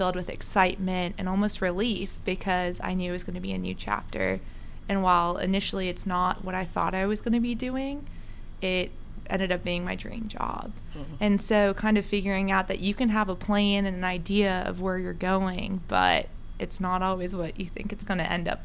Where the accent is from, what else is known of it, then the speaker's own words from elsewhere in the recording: South Africa; moved away; I'm originally from South Africa